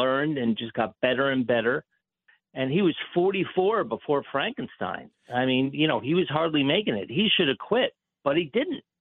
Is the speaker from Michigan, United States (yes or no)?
no; New York area, United States; I grew up in the New York area